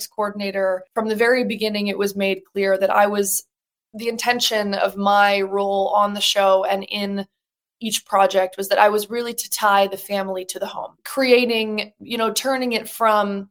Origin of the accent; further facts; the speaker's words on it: Birmingham, Michigan, United States; moved away as an adult; also born or lived in New York City; I was originally from Birmingham, Michigan. I did community theater, musical theater in my hometown my entire childhood